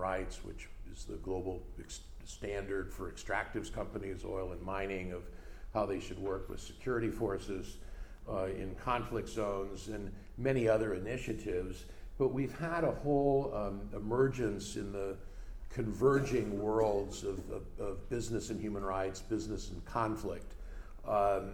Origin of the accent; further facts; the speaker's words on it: United States; as an American